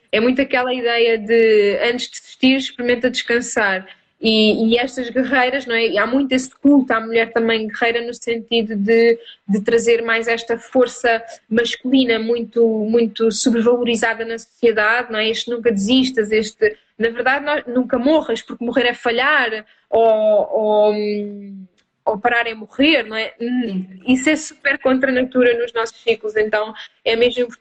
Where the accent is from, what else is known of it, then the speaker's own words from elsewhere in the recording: Almada, Setúbal, Portugal; now in Algarve, Portugal; eu vim de de, de Almada para o Algarve eh, e afastei-me um bocadinho da minha família.